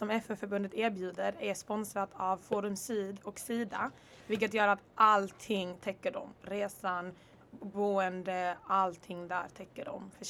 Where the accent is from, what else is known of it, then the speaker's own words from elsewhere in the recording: Rwanda; also born or lived in Congo / Örebro / Netherlands / Stockholm; now in Lund, Sweden; Jag är född i Kongo. Jag kommer från Rwanda. Bodde i Rwanda ett tag, flyttade till Örebro.